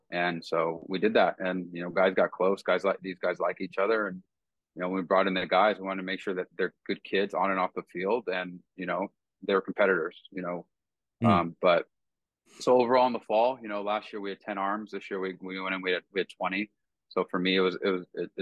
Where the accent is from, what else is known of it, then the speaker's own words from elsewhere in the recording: West Coast, United States; I'm being from the West Coast